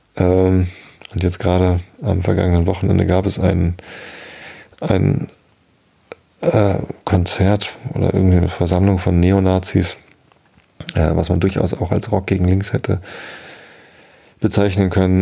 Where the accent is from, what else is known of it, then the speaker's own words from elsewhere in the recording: Hamburg, Germany; In meiner Heimatstadt